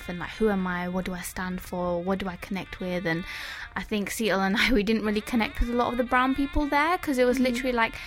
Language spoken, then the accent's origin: English; London, United Kingdom; I was born in Barking Hospital.